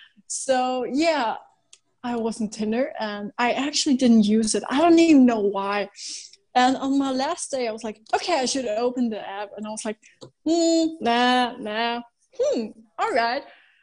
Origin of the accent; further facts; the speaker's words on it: Canada; now in Austria; I'm from Canada, but I moved to Austria